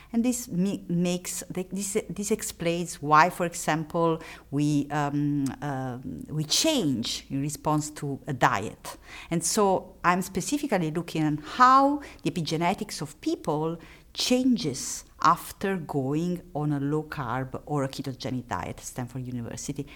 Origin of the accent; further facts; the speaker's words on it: Italy; accent: Italian; English is a second language; moved away; I am Italian, and, uh, it's obvious from my accent